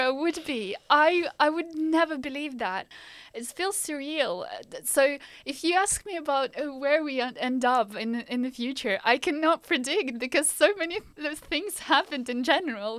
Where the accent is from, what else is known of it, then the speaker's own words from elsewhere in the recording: Ukraine; English is a second language; moved away as an adult; also born or lived in Belgium; now in Norwich, United Kingdom; I was born in the Ukraine